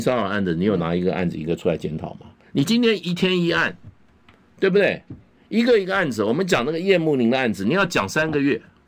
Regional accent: Taipei, Taiwan; 我在台北市从小长大，出生长在台北市

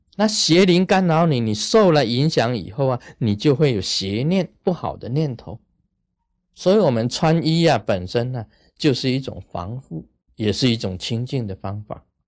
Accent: Taiwan; 我们台湾人讲啊， 说头上三尺有神明啊

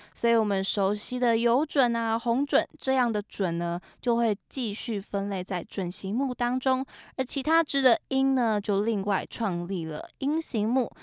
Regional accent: Keelung, Taiwan; 我的老家呢是在基隆嘛

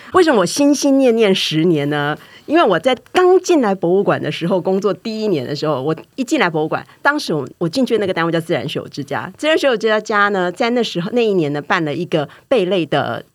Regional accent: Taiwan; 我们台湾人

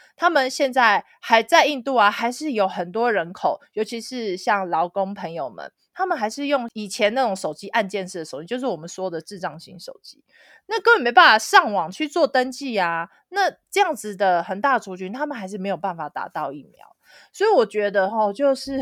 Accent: Taoyuan, Taiwan; moved away as an adult; now in Dharamsala, India; 我的家乡桃园

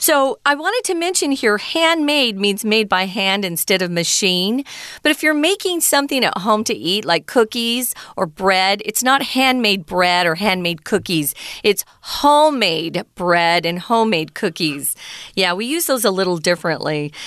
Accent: Arizona, United States; I grew up in Arizona

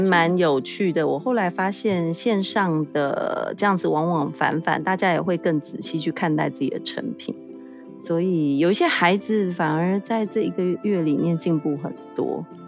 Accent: Taiwan; 我们台湾这边

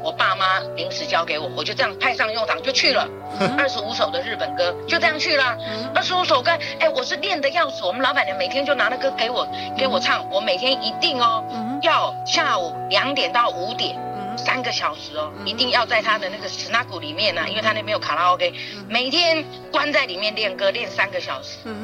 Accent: Taiwan; moved away as an adult; also born or lived in Japan; 我就是台湾人

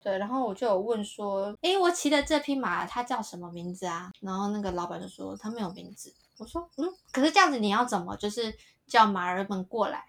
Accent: Taiwan; 我是台湾来的

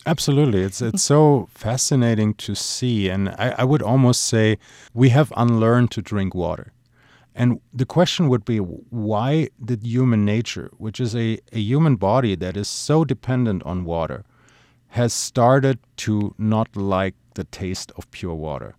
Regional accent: Germany; moved away; my home country, Germany

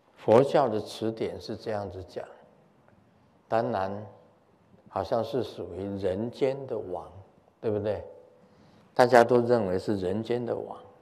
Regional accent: Taiwan; 我们台湾很多从福建过来的

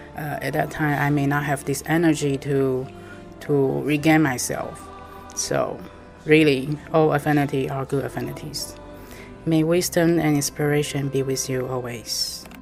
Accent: Taipei, Taiwan; I'm from Taiwan, Taipei.

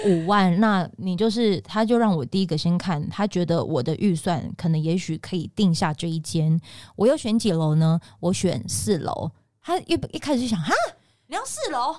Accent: Pingtung County, Taiwan; 我是屏东人

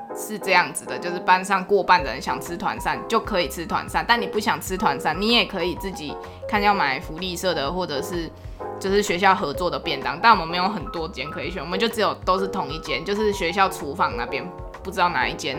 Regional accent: Tainan, Taiwan; 我是台南人，然后我家附近有一间就是台南最顶的高中

